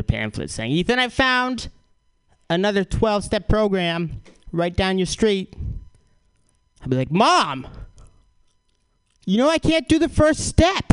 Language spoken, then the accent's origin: English; Boston, Massachusetts, United States; I'm from Boston